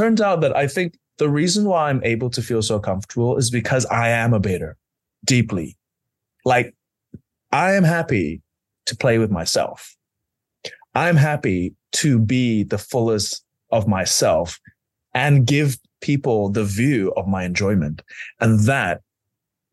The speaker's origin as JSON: {"language": "English", "region": "London", "country": "United Kingdom", "said": "I'm a Londoner"}